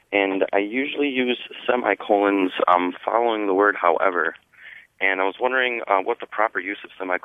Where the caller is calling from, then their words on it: Milwaukee, Wisconsin, United States; I'm calling from Milwaukee, Wisconsin.